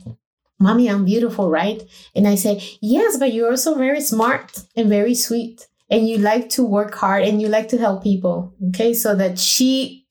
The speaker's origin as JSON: {"language": "English", "country": "Costa Rica", "tie": "born or raised there", "moved": "yes", "said": "I went to Costa Rica where my hometown is"}